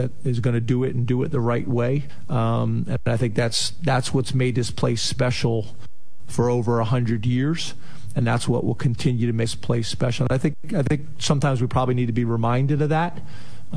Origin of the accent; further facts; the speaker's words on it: just outside of Philadelphia, Pennsylvania, United States; I grew up just outside of Philadelphia